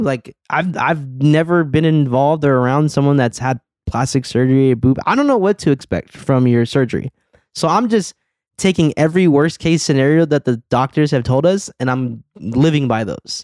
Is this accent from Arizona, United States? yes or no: yes; Arizona, United States; moved away; I'm in my home state, like, I'm Arizona, born and raised.